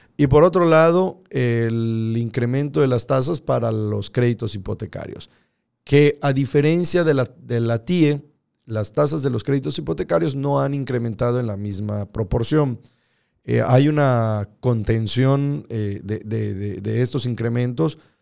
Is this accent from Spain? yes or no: no; Yucatán, Mexico; como yucatecos